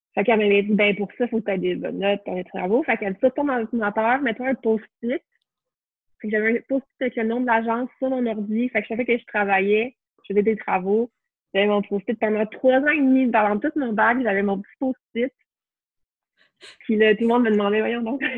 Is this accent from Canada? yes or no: yes; Montreal, Quebec, Canada; also born or lived in Trois-Rivières / Sherbrooke; j'ai grandi à Montréal